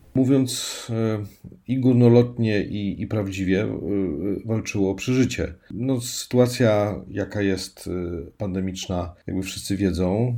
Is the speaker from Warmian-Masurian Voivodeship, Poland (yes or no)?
no; Gdańsk, Pomeranian Voivodeship, Poland; moved away as an adult; now in Szczeliniec, Poland; pochodzę z Gdańska, 40 lat mieszkałem w Gdańsku